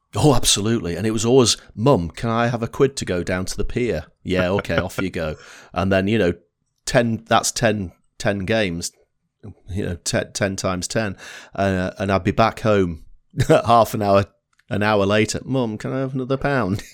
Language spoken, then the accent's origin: English; Blackpool, North West England, United Kingdom; accent: Northern English; I was brought up in Blackpool in the north of England